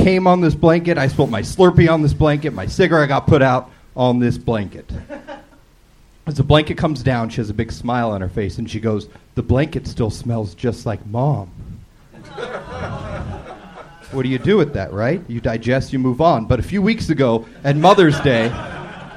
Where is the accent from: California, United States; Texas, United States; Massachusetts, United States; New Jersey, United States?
California, United States; Long Beach; Long Beach, California